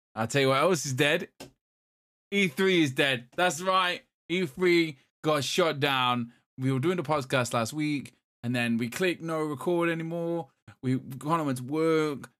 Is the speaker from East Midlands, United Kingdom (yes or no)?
yes; Derby, East Midlands, United Kingdom; I'm from Derby